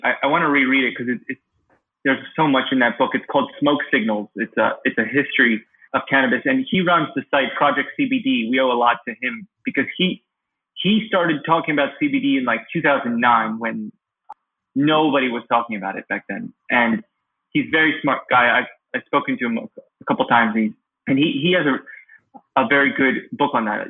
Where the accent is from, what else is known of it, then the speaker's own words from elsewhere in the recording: Pennsylvania, United States; also born or lived in Kyiv, Ukraine; Pennsylvania, my home state